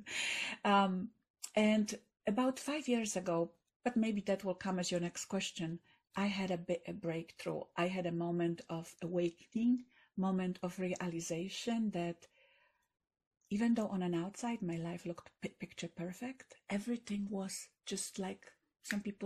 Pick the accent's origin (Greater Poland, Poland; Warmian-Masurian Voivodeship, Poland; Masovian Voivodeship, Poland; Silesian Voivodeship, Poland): Silesian Voivodeship, Poland; Katowice; English is a second language; moved away; I grew up in Poland when Poland was in kind of depressed economically times.